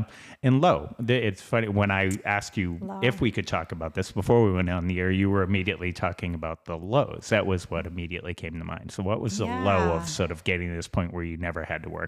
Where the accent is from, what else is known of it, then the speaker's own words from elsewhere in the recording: Boston, Massachusetts, United States; I grew up in Southie.